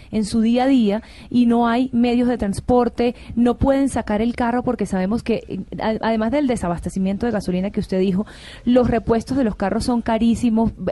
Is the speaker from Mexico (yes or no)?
no; Venezuela; moved away; yo hace muchos años ya salí de Venezuela